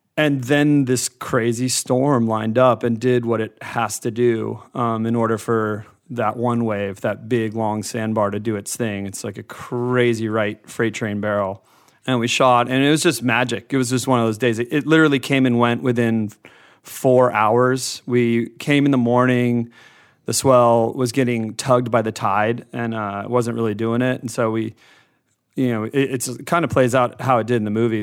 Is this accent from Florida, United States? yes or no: yes; Florida, United States; growing up in Florida